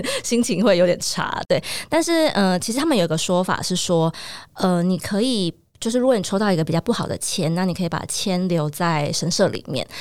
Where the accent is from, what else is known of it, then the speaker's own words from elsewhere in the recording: Taiwan; 我们台湾人过的是农历的新年